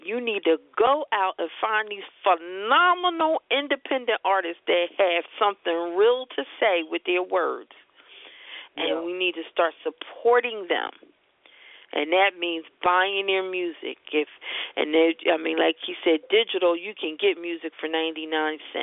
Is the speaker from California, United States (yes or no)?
no; Philadelphia, Pennsylvania, United States; We're from Philadelphia